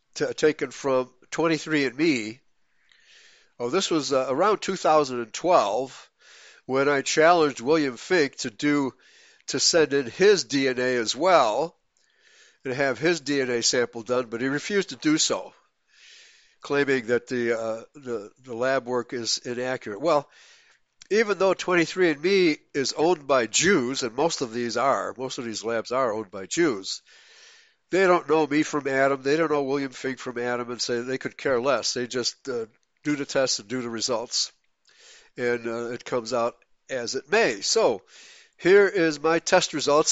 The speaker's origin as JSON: {"language": "English", "country": "Germany", "tie": "born or raised there", "said": "I was born in Germany in nineteen forty-six"}